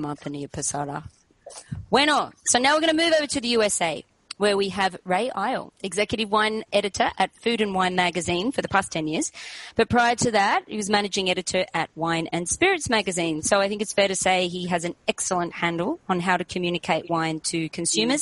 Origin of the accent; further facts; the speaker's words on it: Australia; moved away as an adult; now in Spain; I'm Australian, but I've been living here in my father's country, Spain, for the last 8 years